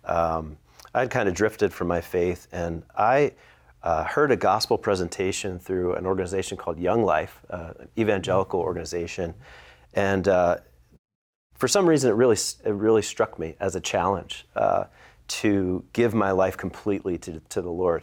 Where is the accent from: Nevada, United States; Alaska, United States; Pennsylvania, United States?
Pennsylvania, United States; Philadelphia; I'm from the Philadelphia area.